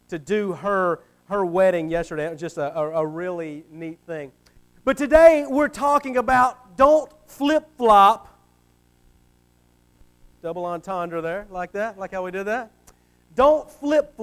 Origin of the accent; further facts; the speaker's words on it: Atlanta, Georgia, United States; also born or lived in Alabama / Panama City, Florida; I grew up in the Atlanta area.